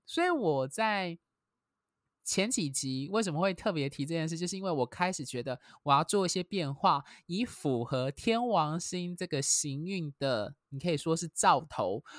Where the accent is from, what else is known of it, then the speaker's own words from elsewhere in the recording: Miaoli County, Taiwan; also born or lived in Taichung; 小时候是住在台中，后来搬到老家，就是我爸的那边的家族就是在苗栗这样子